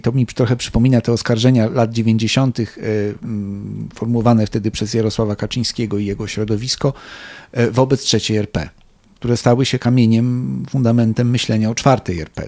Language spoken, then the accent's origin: Polish; Poland; my to z Polski znamy.